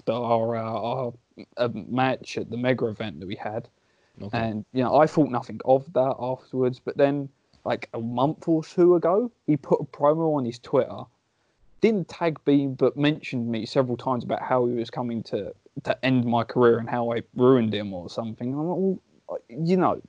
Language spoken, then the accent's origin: English; England, United Kingdom; As any Englishman would